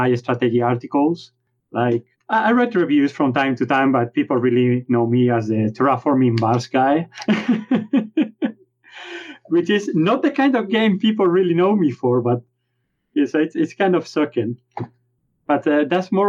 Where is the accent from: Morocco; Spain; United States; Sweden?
Spain; accent: Spanish; English is a second language; my Spanish accent.